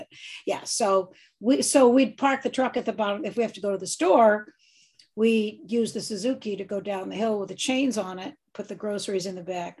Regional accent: New England, United States; moved away; I grew up in New England.

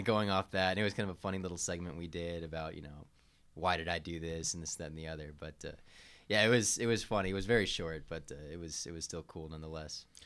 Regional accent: Georgia, United States; I'm from Georgia

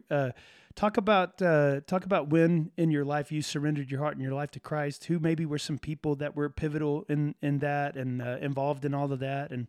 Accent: Amarillo, Texas, United States; Growing up in Amarillo and in West Texas though, that's a different that's a totally different.

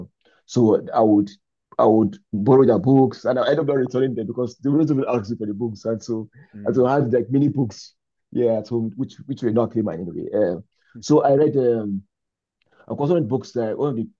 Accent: Nigeria; moved away; as a Nigerian man too, I am now

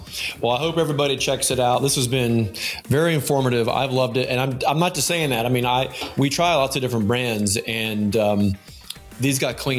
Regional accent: United States; I'm an American.

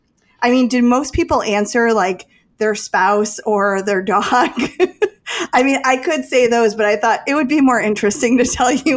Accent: Chicago, Illinois, United States; I'm from Chicago.

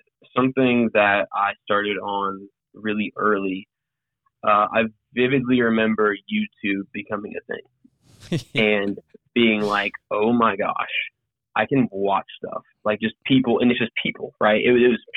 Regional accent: Piedmont, South Carolina, United States; also born or lived in San Antonio, Texas / Gwinnett, Georgia; that's where I consider myself from. Being from is the upstate. And I grew up in a town called Piedmont outside of Greenville.

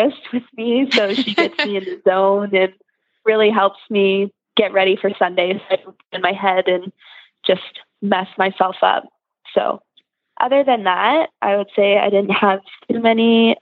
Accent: Rockwood, Ontario, Canada; I'm from Rockwood, Ontario in Canada.

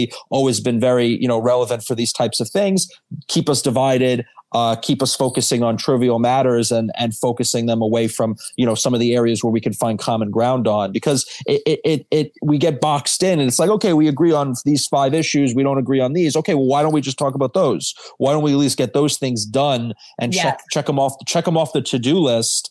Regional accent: New York, United States; growing up in New York

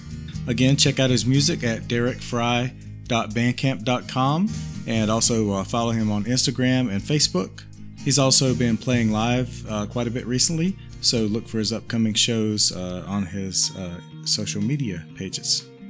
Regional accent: Denton, Texas, United States; moved away; Denton, Texas, my hometown.

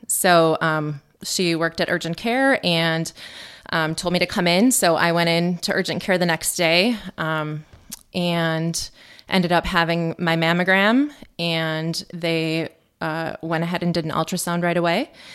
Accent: Mosinee, Wisconsin, United States; I grew up in Mosinee

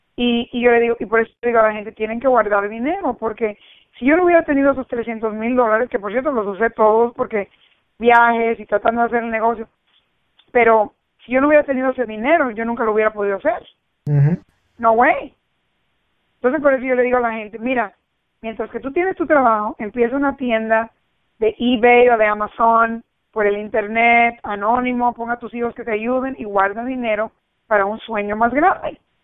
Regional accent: New Jersey, United States; also born or lived in Cuba; yo me crié en New Jersey, vinimos de Cuba y nos, y nos criamos en New Jersey entre americanos.

